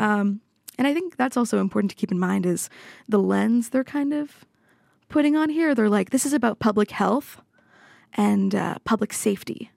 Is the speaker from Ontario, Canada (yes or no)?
yes; Toronto, Ontario, Canada; moved away as an adult; also born or lived in Montreal, Canada; now in Oslo, Norway; I grew up in Toronto, but I also lived in Montreal for about six years for my undergrad